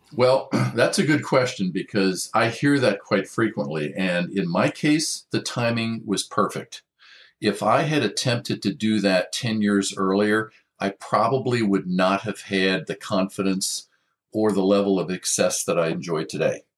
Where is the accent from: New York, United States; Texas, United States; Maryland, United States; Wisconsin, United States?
Maryland, United States; also born or lived in Washington, D.C.; now in Orange County, United States; grew up most of my life in Maryland